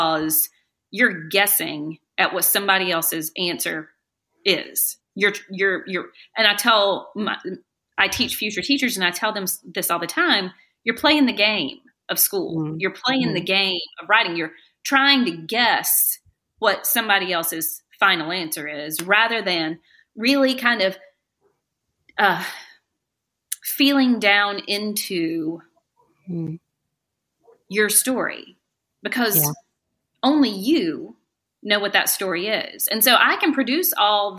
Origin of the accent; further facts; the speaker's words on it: the South, Southern United States, United States; accent: Southern; now in Greensboro, United States; as a Southern woman